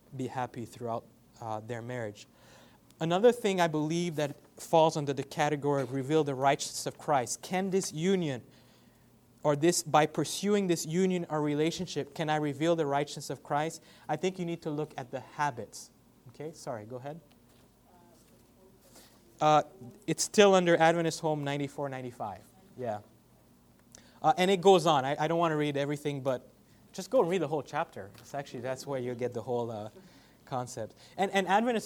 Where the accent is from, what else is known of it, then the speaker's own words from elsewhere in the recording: Canada; now in Ontario, Canada; I'm Canadian, I'm half white, half black, so I'm a mix